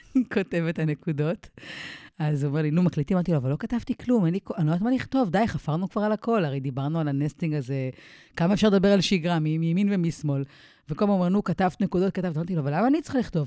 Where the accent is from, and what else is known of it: Israel; moved away as an adult; now in Mount Maunganui, New Zealand